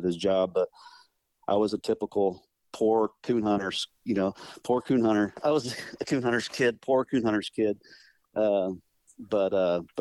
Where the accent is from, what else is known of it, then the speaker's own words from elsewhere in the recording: Bourbon, Indiana, United States; I'm from Northern Indiana, small town, Bourbon, Indiana. That's where I live now.